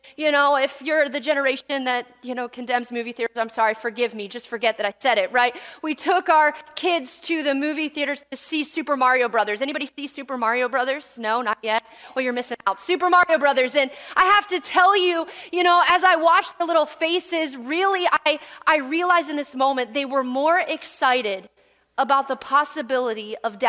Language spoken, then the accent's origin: English; Pennsylvania, United States; also born or lived in West Virginia, United States; I was born and raised in Pennsylvania the entirety of my life, all except for 1 year